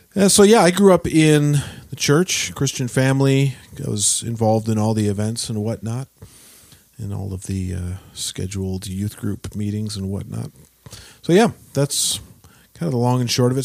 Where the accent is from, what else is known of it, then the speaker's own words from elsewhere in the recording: Peterborough, Ontario, Canada; also born or lived in Gaspé, Quebec / Quebec City / Toronto; I grew up, uh, in Peterborough for the most part. I was born in Gaspé, in, uh, Quebec